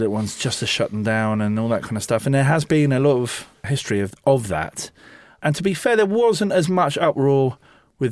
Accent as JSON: {"language": "English", "region": "London", "country": "United Kingdom", "tie": "born or raised there", "also_born_or_lived": "Sussex", "said": "I grew up in Chiswick and I went to university in Sussex"}